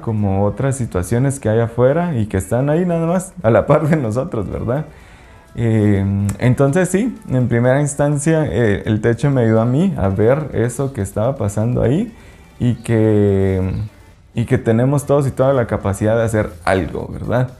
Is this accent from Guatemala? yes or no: yes; Quetzaltenango, Guatemala; moved away as an adult; now in Lake Atitlán, Guatemala; Yo soy de Shela. pues allá nací y allá crecí pues toda mi vida